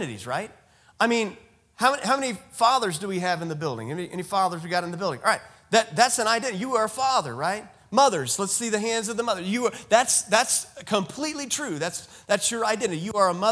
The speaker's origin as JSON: {"language": "English", "country": "United States", "said": "I'm a male. I'm a father. I'm an American"}